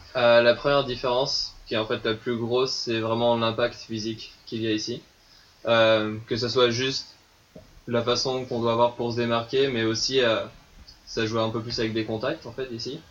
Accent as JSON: {"language": "French", "region": "eastern France", "country": "France", "moved": "as an adult", "lives_now": "Montreal, Canada", "said": "là d'où je viens en France, j'habitais à la mer qui dans l'est de la France"}